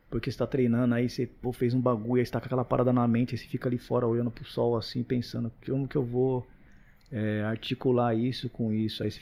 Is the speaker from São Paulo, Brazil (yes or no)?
yes; Carapicuíba, São Paulo, Brazil; Porque eu vim lá de Carapicuíba, pá. Mano, eu era um moleque que, tipo, eu não, não tava no meio